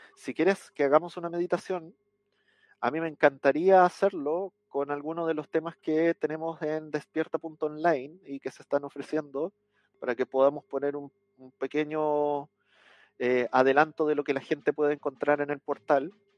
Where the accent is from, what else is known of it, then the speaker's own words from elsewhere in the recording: Chile; acá en mi país, en el sur de Chile